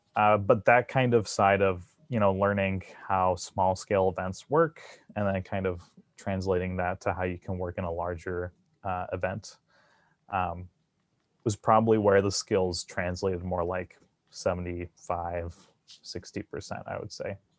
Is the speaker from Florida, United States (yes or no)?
no; New Jersey, United States; moved away; I grew up in New Jersey